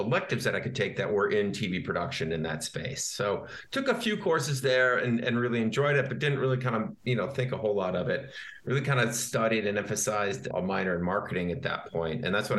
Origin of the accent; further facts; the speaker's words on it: Michigan, United States; I grew up in Michigan and I went to Michigan State University